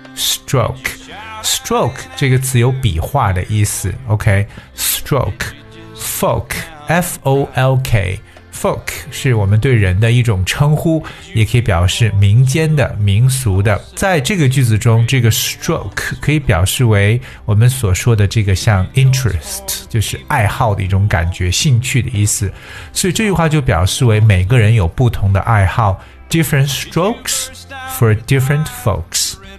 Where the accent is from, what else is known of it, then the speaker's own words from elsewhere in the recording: China; 在我们中国人处事的哲学当中